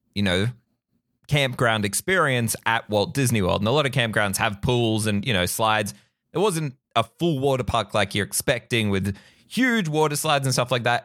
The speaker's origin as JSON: {"language": "English", "country": "Australia", "said": "As an Aussie who grew up with the beach"}